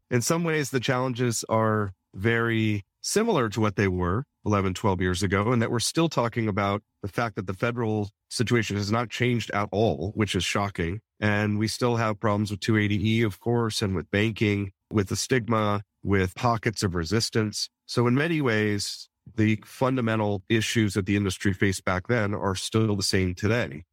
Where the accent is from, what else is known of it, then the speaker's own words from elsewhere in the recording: Denver, Colorado, United States; also born or lived in South Korea; my hometown of Denver